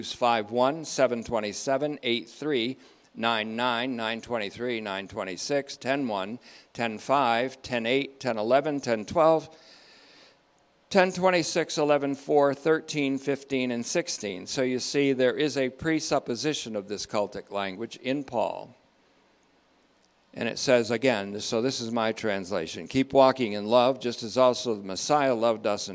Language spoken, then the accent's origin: English; Vermont, United States; also born or lived in Hoosick Falls, New York; I grew up in Vermont after being born in New York State. Hoosick Falls, also known as Whiskey Falls